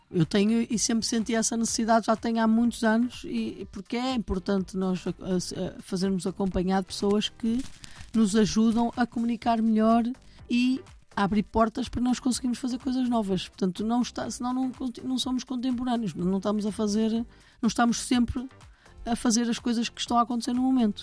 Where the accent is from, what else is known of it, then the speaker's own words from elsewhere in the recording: Portugal; now in Lisbon, Portugal; o salame de chocolate não faz parte da minha infância nem da minha terra